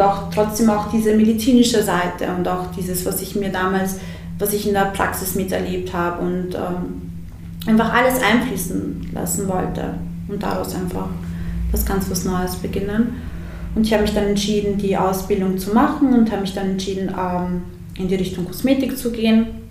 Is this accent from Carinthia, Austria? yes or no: no; Siegendorf, Burgenland, Austria; also born or lived in Bosnia; ich bin äh, im, im Burgenland aufgewachsen und wir hatten damals in, der, in, in unserem Dorf, in Siegendorf